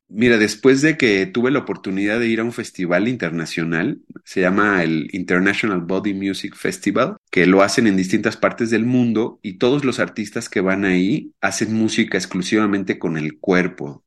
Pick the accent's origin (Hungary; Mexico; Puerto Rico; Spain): Mexico; Mexico City; now in Querétaro, Mexico; yo actualmente vivo en Querétaro, aunque nací en la Ciudad de México